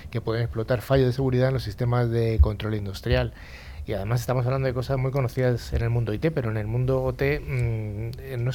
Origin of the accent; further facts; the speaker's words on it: Madrid, Community of Madrid, Spain; Soy de Madrid.